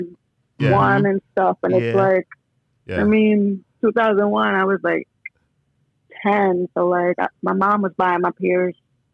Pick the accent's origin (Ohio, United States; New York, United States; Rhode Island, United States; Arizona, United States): New York, United States; also born or lived in Jamaica; I was born in Jamaica. Okay. I came to New York when I was 6 months old, and I've been in the Bronx since I was 6 months old. Oh. So New York is home.